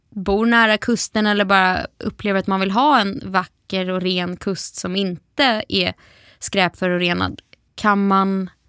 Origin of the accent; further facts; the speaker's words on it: Gothenburg, Västra Götaland, Sweden; jag är ju liksom halvgöteborgare